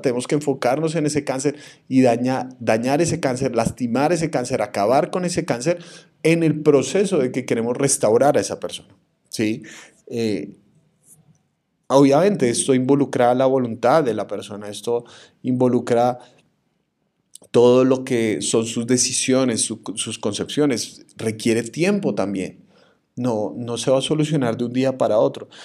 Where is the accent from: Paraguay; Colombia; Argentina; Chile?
Colombia; mi país